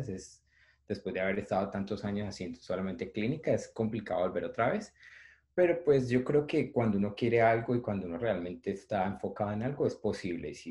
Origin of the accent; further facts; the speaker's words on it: Palmira, Valle del Cauca, Colombia; moved away as an adult; also born or lived in Cali; now in New York, United States; eh, soy caleño, nací en Palmira, pero prácticamente desde que empecé a estudiar medicina me mudé a Cali